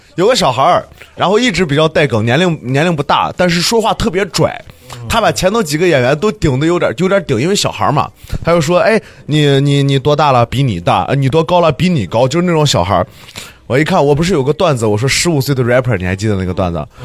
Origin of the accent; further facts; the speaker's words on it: northern Shaanxi, China; now in Xi'an, China; 我是陕北红色革命根据地来的